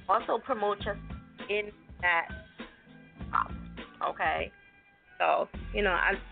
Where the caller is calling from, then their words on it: Southern California, United States; I'm calling from California.